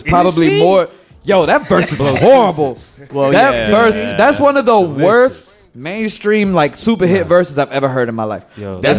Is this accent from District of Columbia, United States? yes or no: yes; Washington, District of Columbia, United States; We're local artists from Uptown, D.C.